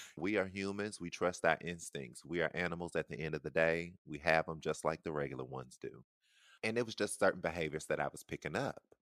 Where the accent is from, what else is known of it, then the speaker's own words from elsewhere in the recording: the South, United States; I'm from the South